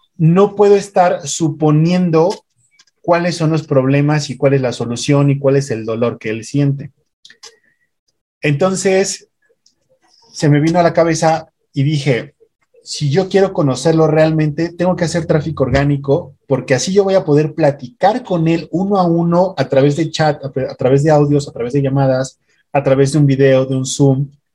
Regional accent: Mexico City, Mexico; now in Puebla, Mexico; yo soy de México. Actualmente vivo, vivo acá en Puebla

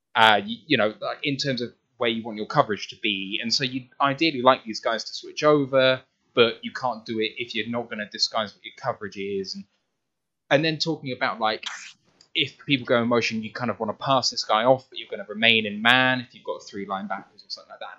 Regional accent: United Kingdom; as a Brit

